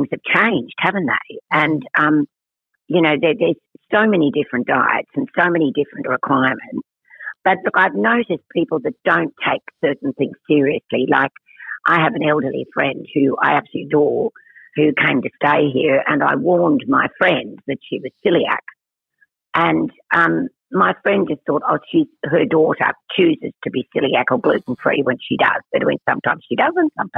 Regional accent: Cooma, New South Wales, Australia; I was born in Coomer, New South Wales. But my relatives are all really country people. So I was also brought up in the country.

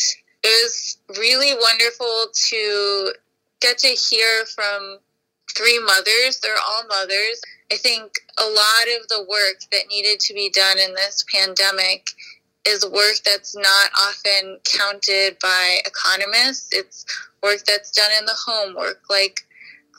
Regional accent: New York City, New York, United States; I was born in Queens, and I grew up here

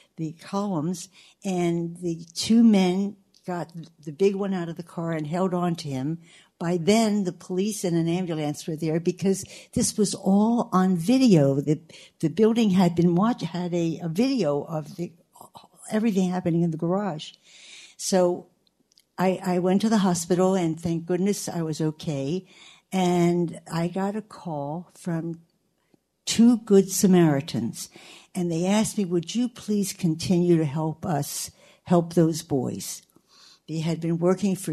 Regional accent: Baltimore, Maryland, United States; I'm from Locust Point

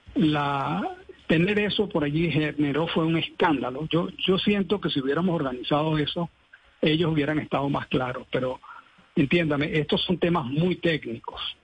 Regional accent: Venezuela; moved away as an adult; now in Colombia; soy venezolano, vine con muchas esperanzas y alegrías de poder trabajar

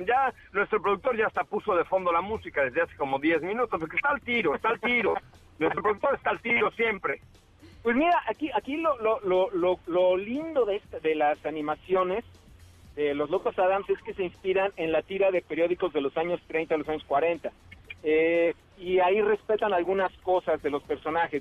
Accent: Veracruz, Mexico; now in Mexico City, Mexico; mi tierra natal, Veracruz, bello estado que me vio nacer

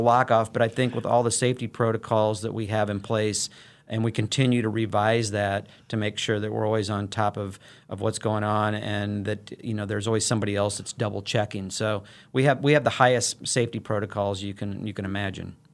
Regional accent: Illinois, United States; moved away as an adult; also born or lived in St. Louis, Missouri; now in Wichita, United States; I'm a native of the Saint Louis metro region. I grew up on the Illinois side of the, of the Mississippi River there

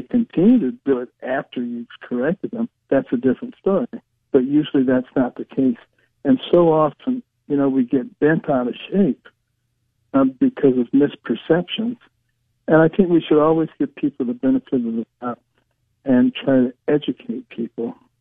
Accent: Detroit, Michigan, United States; also born or lived in Boston; we moved from Boston back to Detroit

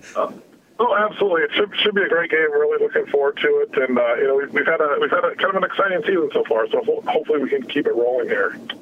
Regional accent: Midwest, United States; growing up in the Midwest, listening to the Twins

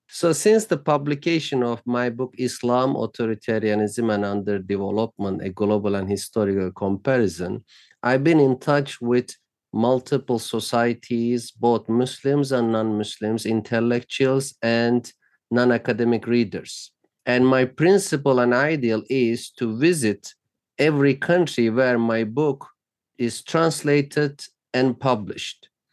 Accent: Turkey; moved away as an adult; now in United States; since I grew up in Turkey

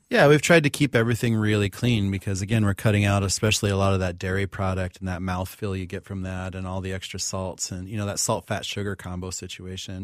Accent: Pine Ridge Reservation, South Dakota, United States; I grew up on Pine Ridge Reservation in South Dakota, enrolled with the Oglala Lakota.

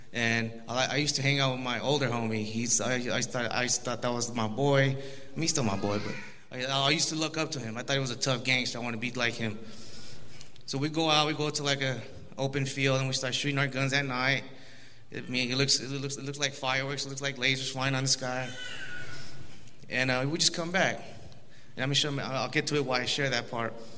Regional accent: Los Angeles, California, United States; I was born in Los Angeles, California, 1987.

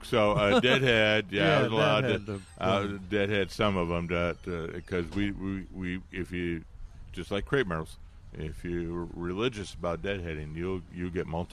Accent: Michigan, United States; moved away; we have sandy soil where I grew up in Michigan.

